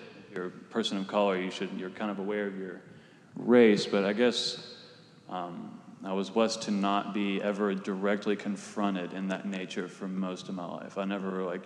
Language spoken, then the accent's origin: English; Dunbar, West Virginia, United States; also born or lived in South Charleston, West Virginia; I grew up in Dunbar for most of my life until I moved to South Charleston for high school